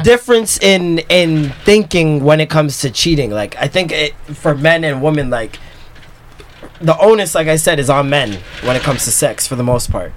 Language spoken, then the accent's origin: English; Jamaica; as a Jamaican, as a Christian, like I was raised in church